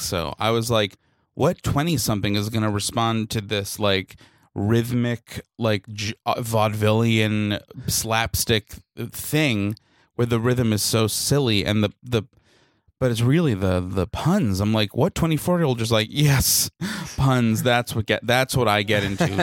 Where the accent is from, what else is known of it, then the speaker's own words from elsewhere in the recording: New York City, New York, United States; as a New Yorker